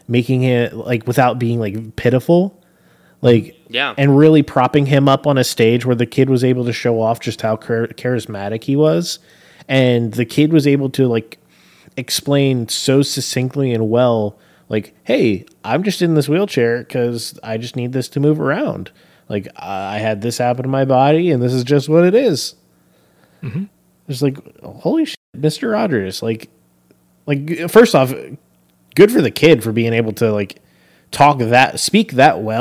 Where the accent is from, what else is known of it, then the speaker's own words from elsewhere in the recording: Pittsburgh, Pennsylvania, United States; accent: Pittsburghian; I was born there.